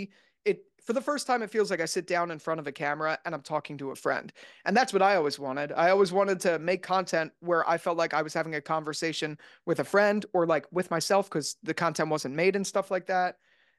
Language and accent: English; New Jersey, United States; now in New York City, United States; Yeah, I grew up in New Jersey. I lived like right outside of Philadelphia. So I spent, you know, my whole life there. And I actually never wanted to live in the city.